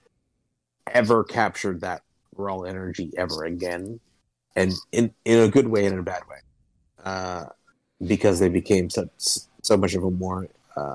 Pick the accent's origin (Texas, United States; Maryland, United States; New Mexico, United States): Maryland, United States; Baltimore; moved away; being like an East Coast guy, I'm from Baltimore, so like DC's not far away